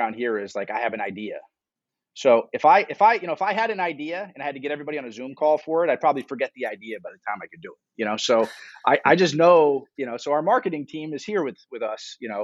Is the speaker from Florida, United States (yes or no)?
yes; Miami, Florida, United States; moved away; also born or lived in New York / Newark, New Jersey; I grew up in Miami